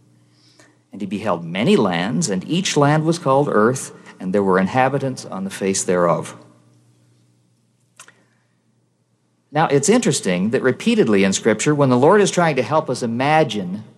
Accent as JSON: {"language": "English", "country": "Canada", "said": "I'm from Canada"}